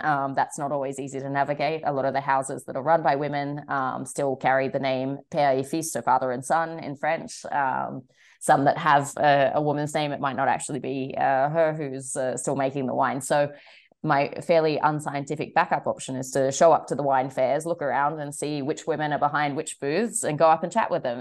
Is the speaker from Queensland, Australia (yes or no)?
no; Sydney, New South Wales, Australia; moved away; I'm originally from Sydney